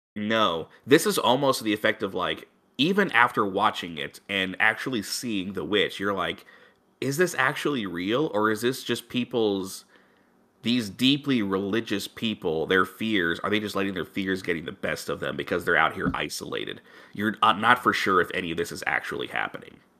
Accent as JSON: {"language": "English", "region": "Missouri", "country": "United States", "tie": "born or raised there", "said": "my home state"}